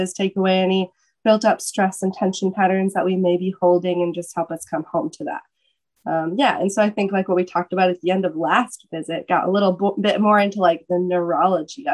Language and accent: English; Michigan, United States; moved away as an adult; also born or lived in Atlanta, Georgia; moved back to Michigan. I'm originally from Michigan.